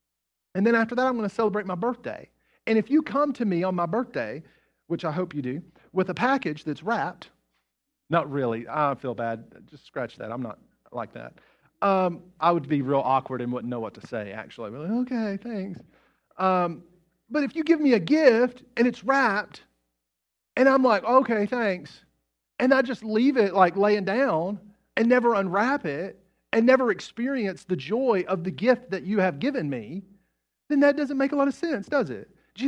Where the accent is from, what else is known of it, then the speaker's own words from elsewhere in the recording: West Virginia, United States; Which reminds me of a guy that I grew up with in West Virginia. I grew up in a small town in West Virginia. There's about 1,500 people in the town.